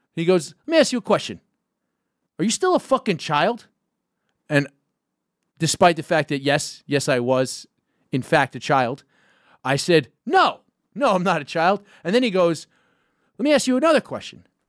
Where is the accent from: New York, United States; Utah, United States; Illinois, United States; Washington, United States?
New York, United States; New York City; I grew up in Gowanus, which is Park Slope adjacent